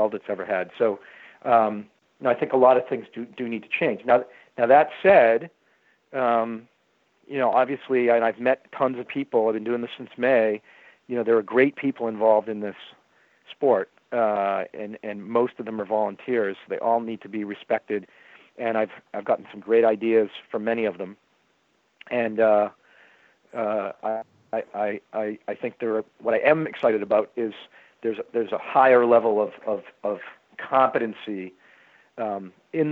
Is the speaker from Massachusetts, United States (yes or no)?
yes; Boston, Massachusetts, United States; also born or lived in Baltimore; there's a lot of pride when you're from Boston